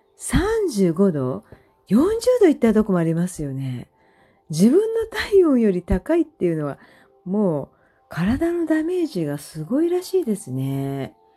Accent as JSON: {"language": "Japanese", "town": "Sagamihara", "region": "Kanagawa", "country": "Japan", "tie": "born or raised there", "said": "地元相模原なので"}